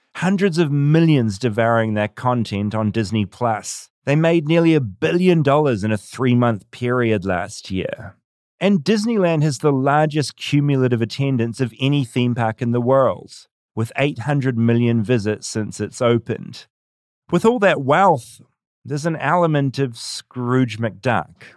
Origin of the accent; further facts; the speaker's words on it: New Zealand; as a Kiwi